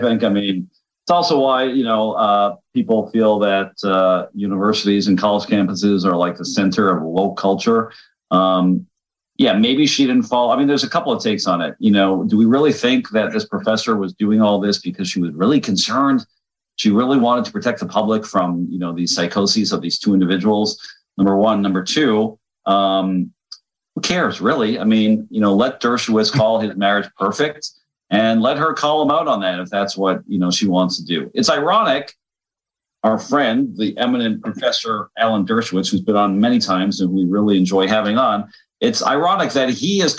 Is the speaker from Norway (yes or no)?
no; Canada; as a Canadian, she's actually my head of state